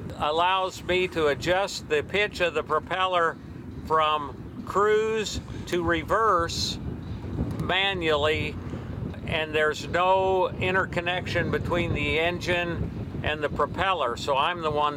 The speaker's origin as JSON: {"language": "English", "town": "Elko", "region": "Nevada", "country": "United States", "said": "Elko, Nevada."}